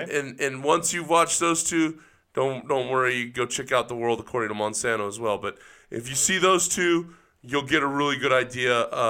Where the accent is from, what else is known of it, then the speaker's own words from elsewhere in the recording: Central San Joaquin Valley, California, United States; now in Salt Lake City, United States; where I grew up in Central San Joaquin Valley in California. We didn't go to the grocery store. We didn't have to. We went to my uncle's dairy to get fucking milk and cheese and butter.